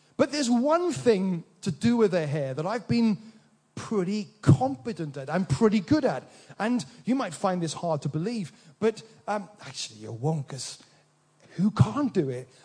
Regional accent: Wales, United Kingdom; in this little village I grew up in Wales

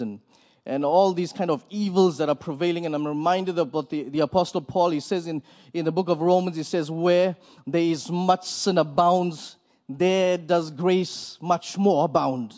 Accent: Port Elizabeth, Eastern Cape, South Africa; We are from Port Elizabeth, South Africa.

